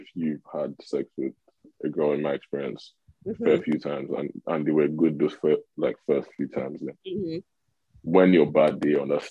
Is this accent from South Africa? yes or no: no; Lagos, Nigeria; also born or lived in Northern Nigeria; so I'm from the north, right? But I grew up in Lagos. Mm-hmm. And yeah, in Nigeria, I grew up in Lagos